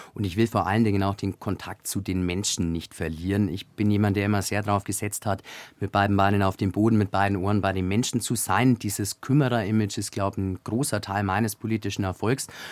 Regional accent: Augsburg, Bavaria, Germany; aus der Bezirkshauptstadt Augsburg, aus meiner Heimat

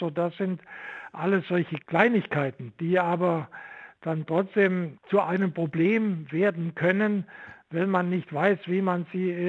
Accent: Saxony, Germany; moved away as an adult; now in Stuttgart, Germany; weil ich in der DDR nicht Physik studieren durfte und das wollte ich unbedingt. Und so bin ich aus dem Vogtland am Ende in Stuttgart angelangt

